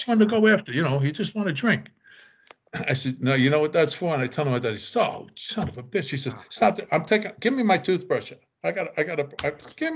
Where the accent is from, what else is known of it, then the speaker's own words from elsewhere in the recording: New York, United States; We're from New York